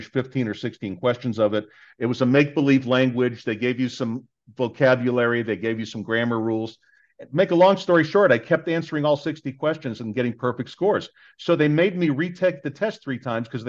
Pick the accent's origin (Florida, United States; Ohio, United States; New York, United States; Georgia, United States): Florida, United States; Miami Beach; I was born in Miami Beach